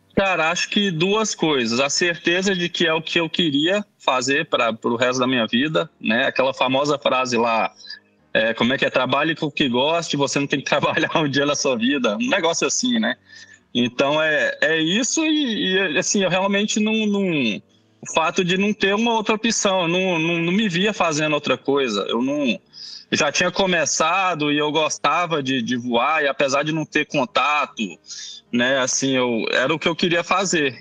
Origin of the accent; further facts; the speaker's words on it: Belo Horizonte, Minas Gerais, Brazil; eu sou mineiro de BH